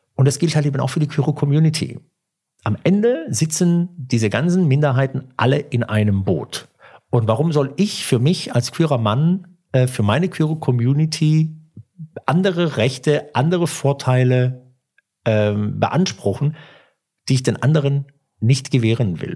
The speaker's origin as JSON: {"language": "German", "country": "Germany", "also_born_or_lived": "Italy (ancestry)", "said": "ich bin Deutscher"}